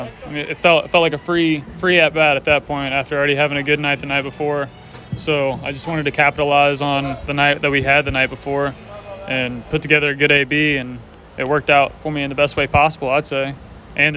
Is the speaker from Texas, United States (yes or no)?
no; Louisville, Kentucky, United States; my hometown school, Louisville.